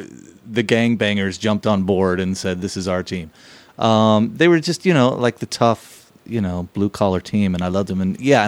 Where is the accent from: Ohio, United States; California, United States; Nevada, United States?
Nevada, United States; Las Vegas; moved away; I'm from Las Vegas, but Rams were my proxy team.